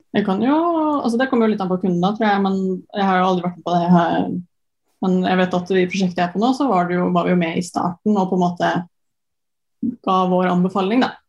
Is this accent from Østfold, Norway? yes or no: yes; Sarpsborg, Østfold, Norway; moved away as an adult; also born or lived in Trondheim; så er jeg jo fra Sarpsborg